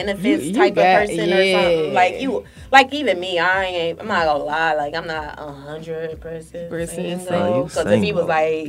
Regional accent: Detroit, Michigan, United States; moved away as an adult; now in Atlanta, United States; I'm from Detroit. I've been in Atlanta for this is my fifth year in Atlanta.

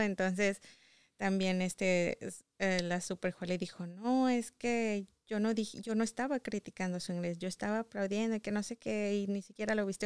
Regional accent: Saltillo, Coahuila, Mexico; moved away as an adult; now in United States; Soy de Saltillo, Coahuila

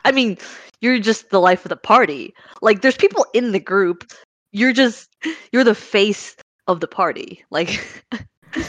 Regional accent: United States; growing up in, like, a first-gen American household

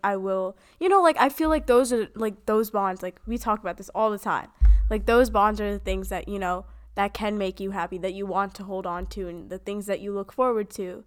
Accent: United States; We are growing up in America.

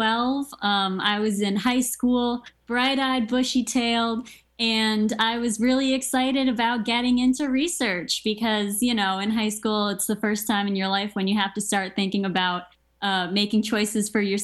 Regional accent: Maryland, United States; I grew up in Maryland. I was right outside of the National Institutes of Health.

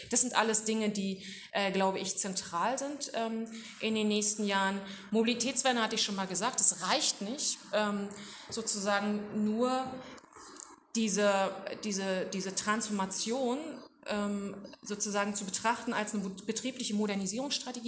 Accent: Duisburg, North Rhine-Westphalia, Germany; bei uns in Duisburg

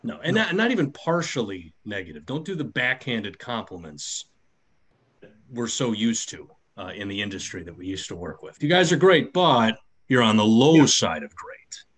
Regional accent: Midwest, United States; I was raised in the Midwest where Kraft taught me everything about Italian food

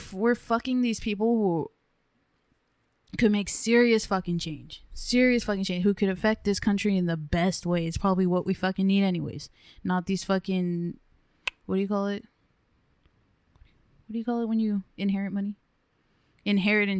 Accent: Livingston, California, United States; Jose and I grew up in Livingston

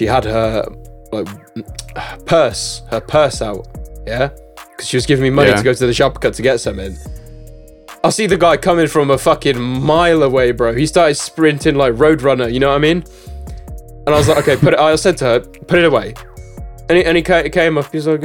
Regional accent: Czechia; Czech Republic

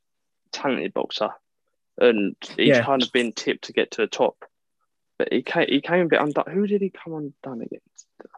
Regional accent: United Kingdom; as a British fan, he's not really known over here.

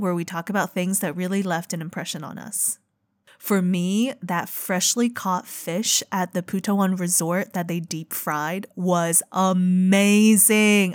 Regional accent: China; moved away; growing up in China

